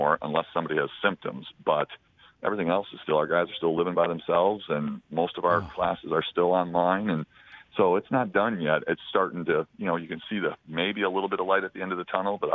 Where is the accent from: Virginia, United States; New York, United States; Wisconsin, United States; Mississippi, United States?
Wisconsin, United States; I'm from Wisconsin